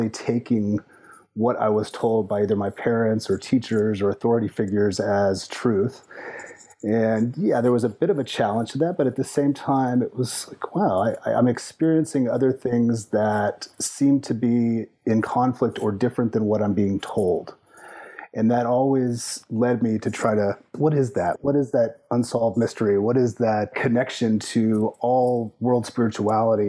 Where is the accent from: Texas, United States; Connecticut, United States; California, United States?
Texas, United States; between San Antonio and Austin; moved away; also born or lived in Memphis, Tennessee / Colorado / Minnesota / New York; I grew up more or less in Texas in between San Antonio and Austin